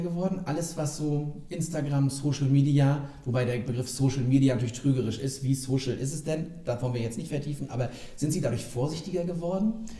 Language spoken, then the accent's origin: German; Rostock, Mecklenburg-Vorpommern, Germany; Ich bin gebürtiger Lichtenheger.